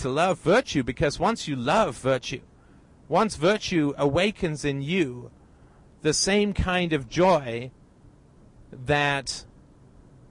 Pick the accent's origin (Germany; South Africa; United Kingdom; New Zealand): United Kingdom; I'm British